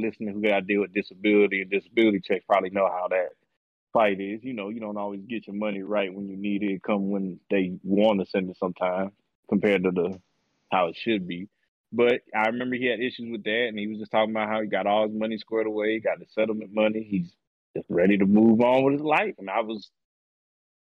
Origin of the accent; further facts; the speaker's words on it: Boston, Massachusetts, United States; moved away; You all know I'm not from the South. I'm from Boston.